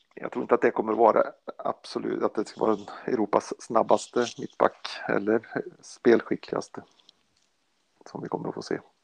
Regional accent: Sweden; jag är svensk

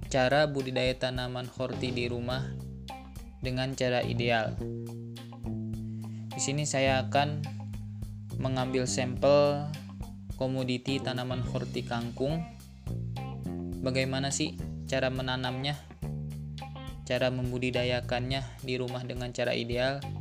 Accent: Bogor, West Java, Indonesia; Saya berasal dari Kota Bogor yang sekarang sedang mengemban ilmu di Universitas Islam Negeri Sunan Gunung Jati Bandung

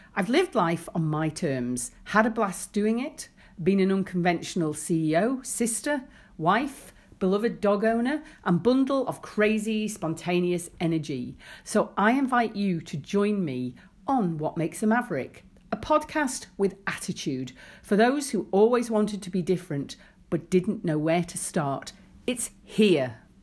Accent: Isle of Man; I'd worked in shops in the summer growing up in the Isle of Man

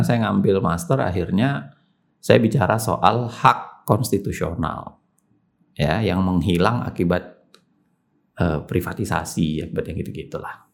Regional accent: Makassar, South Sulawesi, Indonesia; moved away; Masa kecil di Makassar.

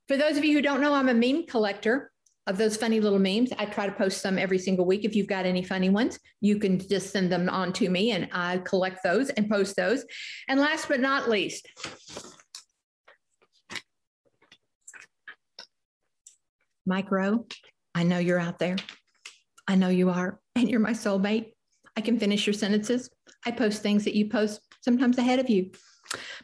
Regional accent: the South, United States; I grew up in the South, drank sweet tea

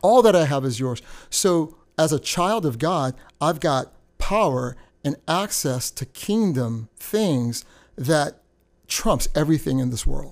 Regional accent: United States; also born or lived in Indiana; I was brought up in a culture of being American, but then the Trinidadian roots

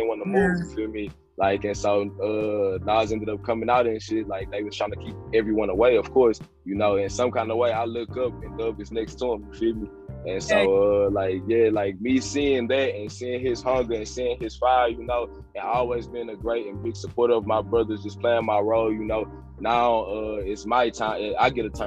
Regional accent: Port Arthur, Texas, United States; I came up, you feel me, in the South. I'm from Port Arthur, about 90 miles east of Houston

